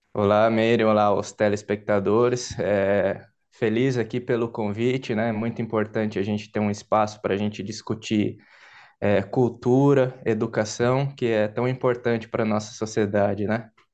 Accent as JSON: {"language": "Portuguese", "country": "Brazil", "said": "eu sou brasileiro"}